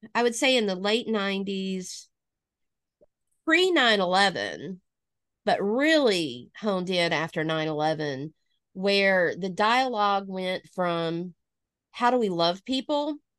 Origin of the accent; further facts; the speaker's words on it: Northwest Alabama, United States; now in Lawton, United States; I am originally from Alabama. You can probably hear that in my voice a little bit. Um, born and raised in Northwest Alabama